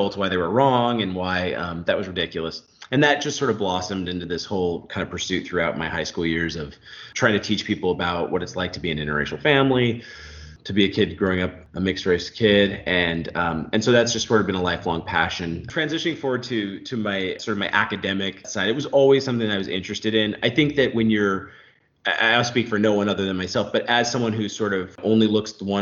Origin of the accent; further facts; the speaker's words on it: Orange County, California, United States; I grew up in Orange County, California, sort of in a working class neighborhood